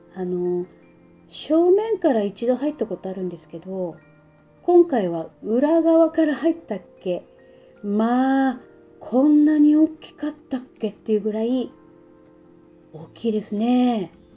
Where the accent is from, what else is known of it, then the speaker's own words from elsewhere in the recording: Sapporo, Hokkaido, Japan; 私の地元札幌